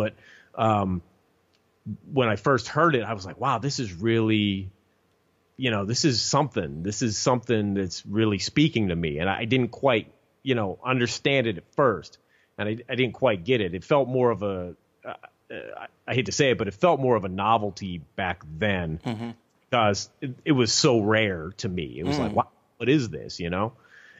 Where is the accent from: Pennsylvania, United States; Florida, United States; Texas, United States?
Pennsylvania, United States; Pittsburgh; I grew up primarily around Pittsburgh, Pennsylvania, and which is, I still live out here today.